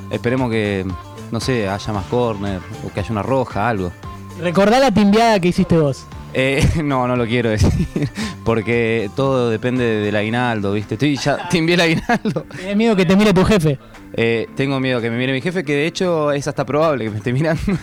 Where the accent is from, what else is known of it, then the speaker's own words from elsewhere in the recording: Uruguay; soy un mente patria porque soy full uruguayo